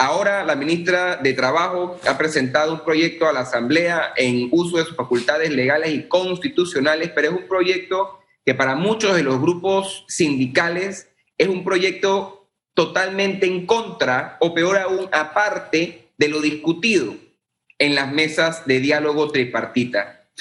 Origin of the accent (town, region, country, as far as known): Panama